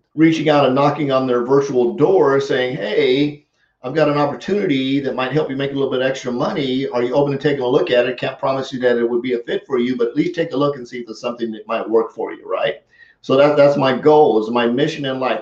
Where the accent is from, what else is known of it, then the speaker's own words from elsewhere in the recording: Colorado, United States; growing up in Colorado